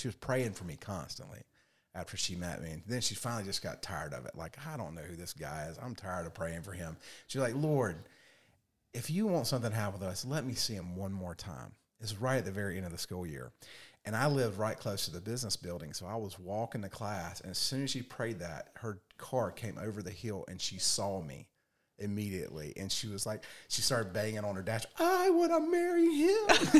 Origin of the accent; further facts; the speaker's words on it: Raleigh, North Carolina, United States; Raleigh, North Carolina. Yes.